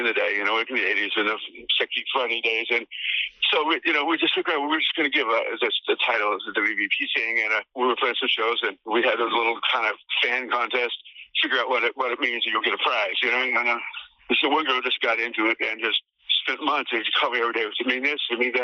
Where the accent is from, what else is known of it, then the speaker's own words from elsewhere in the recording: Oklahoma, United States; moved away; I was from Oklahoma